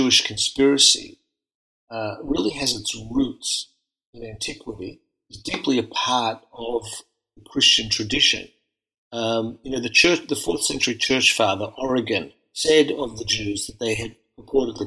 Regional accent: Melbourne, Victoria, Australia; moved away as an adult; I grew up in Melbourne, in a largely refugee and Holocaust survivor community

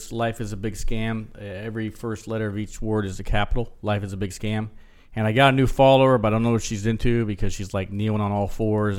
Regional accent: Japan; moved away; because I was born in Japan.

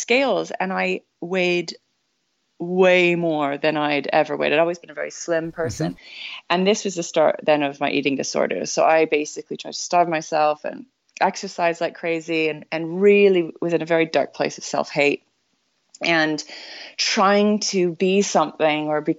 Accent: Vancouver, British Columbia, Canada; now in London, United Kingdom; I was born and raised in Vancouver, Canada

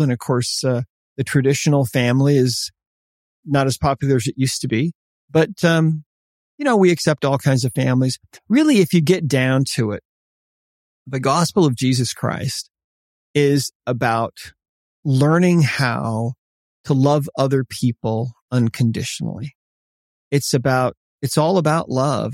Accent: Montana, United States; also born or lived in Italy; I'm Montana.

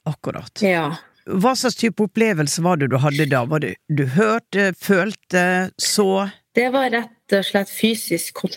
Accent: Oslo, Norway; Jeg hadde en, en episode på Åndenes makt, jeg er fra Sankthanshaugen.

